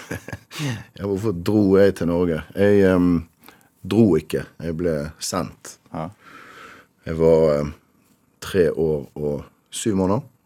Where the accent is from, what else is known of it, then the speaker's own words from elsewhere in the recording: Rotterdam, South Holland, Netherlands; now in Bergen, Norway; Født i Rotterdam. Ja. Av eh, norske foreldre, begge to.